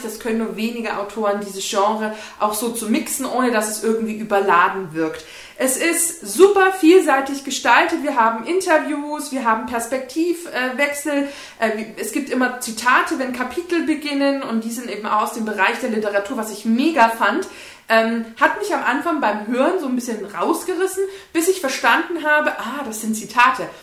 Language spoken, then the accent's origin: German; Bavaria, Germany; bei uns in Bayern